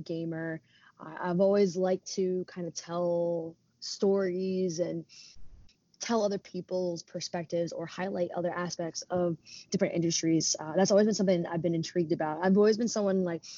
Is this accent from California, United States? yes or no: no; New Jersey, United States; also born or lived in Philadelphia; I was raised in Jersey, been in Jersey for most of my life